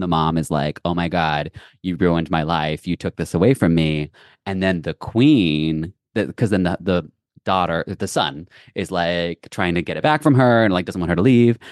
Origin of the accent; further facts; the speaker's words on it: Lexington, Kentucky, United States; moved away; my hometown school and company, Lexington Ballet